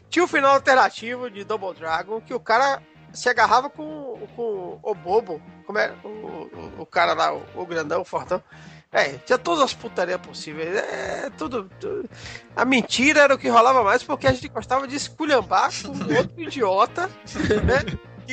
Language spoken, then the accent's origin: Portuguese; Nova Soure, Bahia, Brazil; cerca de 100 quilômetros de Alagoinhas, sou de Nova Sore.